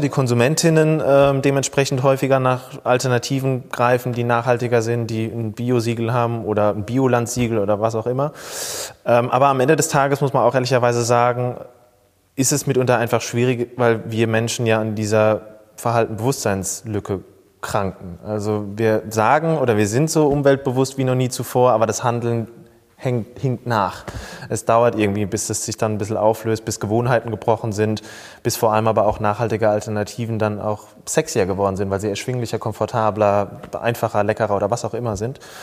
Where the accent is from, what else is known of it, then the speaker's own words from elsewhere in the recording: near Mannheim, Rhineland-Palatinate, Germany; moved away as an adult; also born or lived in Speyer; now in Frankfurt, Germany; eigentlich bin ich ein Pelzerbu, der in ah. Frankfurt heimisch geworden ist. Ich bin äh, in der Nähe von Mannheim, so gesehen, äh, als Kind aufgewachsen, in Speyer geboren, ähm, aber lebe jetzt seit fast zehn Jahren in Frankfurt